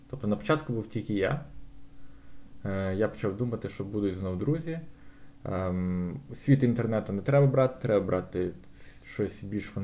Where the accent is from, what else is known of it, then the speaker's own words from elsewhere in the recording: Lviv, Lviv Oblast, Ukraine; я народився на Сихові.